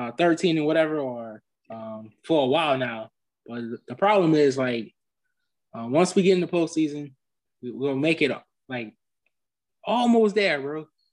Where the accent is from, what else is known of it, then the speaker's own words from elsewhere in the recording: Louisiana, United States; I'm from Louisiana, born and raised, been a cheesehead since I was about four.